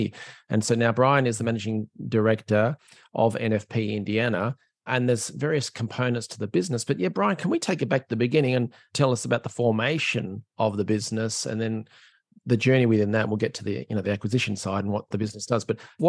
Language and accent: English; Australia; now in Ireland; I'm an Aussie living in Ireland, so I'm used to versatile weather